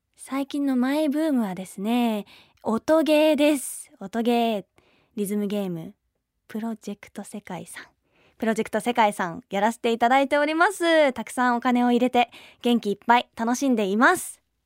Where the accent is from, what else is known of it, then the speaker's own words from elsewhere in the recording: Kanagawa, Japan; 神奈川県出身です